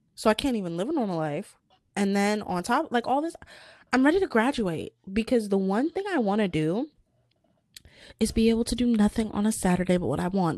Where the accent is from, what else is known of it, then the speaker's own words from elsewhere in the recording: United States; I was born in America